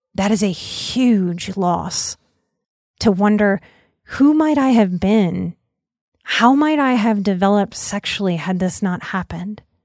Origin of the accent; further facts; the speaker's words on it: New Orleans, Louisiana, United States; I'm from New Orleans